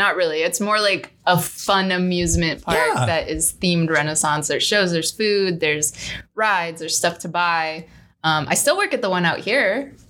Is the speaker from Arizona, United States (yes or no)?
yes; Phoenix, Arizona, United States; also born or lived in Lubbock, Texas; I don't know. I was a kid. So I feel like I'm more from Phoenix.